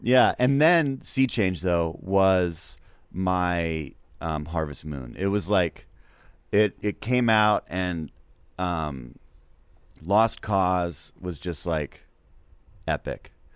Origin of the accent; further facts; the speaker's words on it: Seattle, Washington, United States; I'm born in seventy-nine and I'm from Seattle.